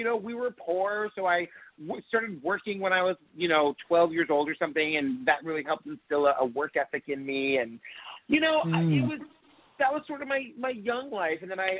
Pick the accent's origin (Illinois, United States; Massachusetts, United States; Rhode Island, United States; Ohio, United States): Massachusetts, United States; Cape Cod; I grew up in Massachusetts, mostly on Cape Cod. I think I moved to Cape Cod when I was in third grade.